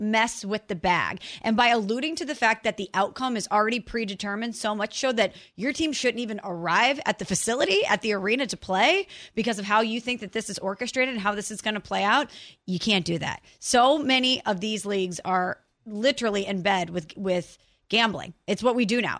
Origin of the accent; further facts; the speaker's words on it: St. Louis, Missouri, United States; moved away; I'm from Saint Louis